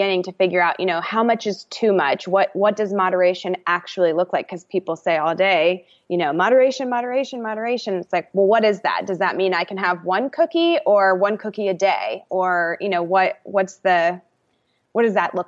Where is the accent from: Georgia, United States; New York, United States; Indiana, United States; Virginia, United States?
Georgia, United States; Atlanta; also born or lived in California; I'm from Atlanta, born and raised